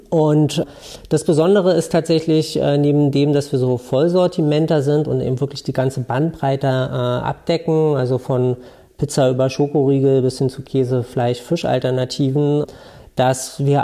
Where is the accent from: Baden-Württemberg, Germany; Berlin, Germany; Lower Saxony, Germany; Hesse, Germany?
Berlin, Germany; Ich komme aus Berlin äh, ursprünglich